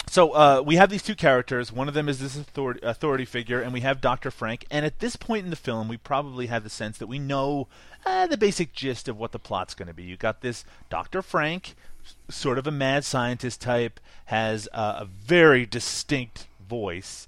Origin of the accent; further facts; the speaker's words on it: Canada; I'm Canadian